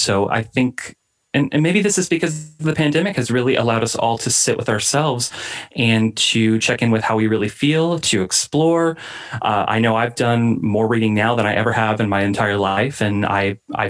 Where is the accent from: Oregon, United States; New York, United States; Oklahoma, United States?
Oklahoma, United States; I was born and raised in Oklahoma.